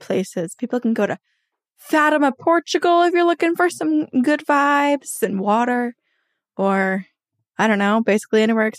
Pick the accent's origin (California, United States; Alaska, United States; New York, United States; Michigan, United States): California, United States; Santa Monica; also born or lived in San Bernardino County / Georgia; now in Maplewood, United States; I lived in San Bernardino County in California, and I grew up in Santa Monica, California. I lived in Georgia. I moved back to Santa Monica, and then finally I moved to Maplewood, New Jersey in September of 2021 for work.